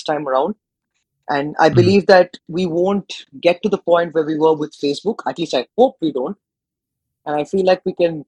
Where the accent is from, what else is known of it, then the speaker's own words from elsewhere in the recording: India; I come from India